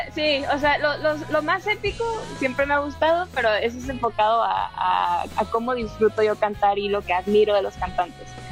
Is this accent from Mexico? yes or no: yes; Baja California Sur, Mexico; moved away as an adult; now in Mexico City, Mexico; Baja California Sur, de donde yo soy